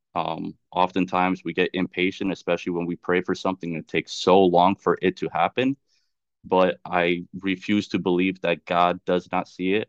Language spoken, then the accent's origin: English; Charlotte, North Carolina, United States; moved away as an adult; also born or lived in Chicago / Washington; now in Florida, United States; I was born in Chicago, but I can say I was raised, grew up in, and, uh, and raised in North Carolina, in Charlotte